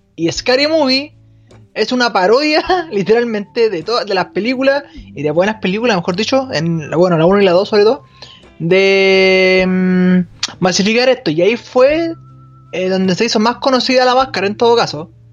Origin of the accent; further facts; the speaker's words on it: Chile; Acá en Chile